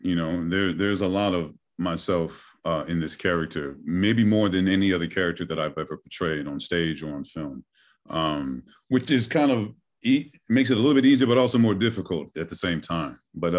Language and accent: English; Chicago, Illinois, United States; born and bred in Chicago, currently live in Chicago.